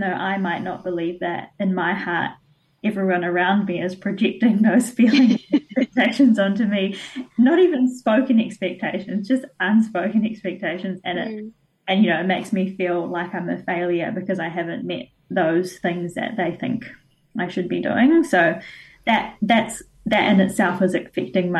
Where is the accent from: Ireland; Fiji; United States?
Fiji; now in New Zealand; I was not from India, I was from Fiji